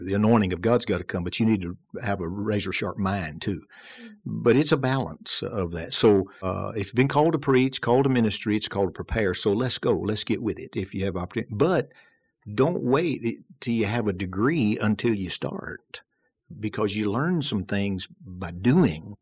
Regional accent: Pisgah, Alabama, United States; also born or lived in Detroit, Michigan; as a second grader, we moved back to rural Northeast Alabama, which was home for both of them and was then for me a little town called Pisgah, Alabama. And so I grew up there.

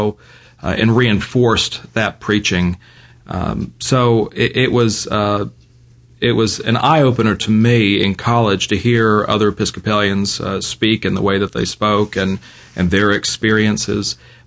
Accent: Virginia, United States; now in Birmingham, United States; I grew up in Virginia

